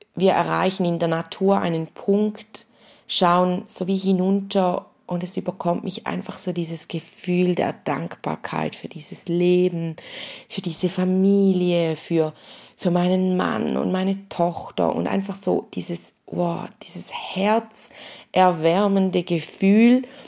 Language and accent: German; St. Gallen, Switzerland; bei uns in St. Gallen